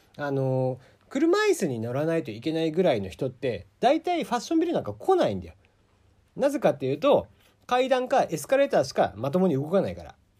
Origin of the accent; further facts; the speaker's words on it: Kagoshima, Japan; accent: Kagoshima dialect; moved away; also born or lived in Fukuoka; 鹿児島の人間鹿児島生まれの人間なんで鹿児島弁になった時が多分一番キレてる